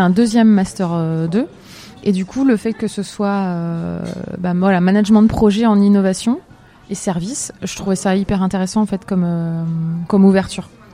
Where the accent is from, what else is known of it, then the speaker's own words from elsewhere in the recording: Metz, Grand Est, France; je suis native euh, de Metz, en Lorraine